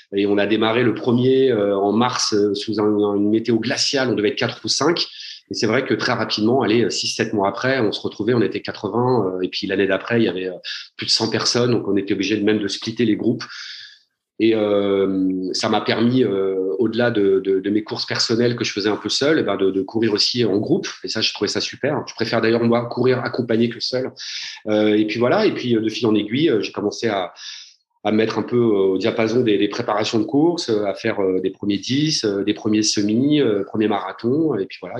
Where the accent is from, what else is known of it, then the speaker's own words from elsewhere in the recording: Paris, Île-de-France, France; je suis parisien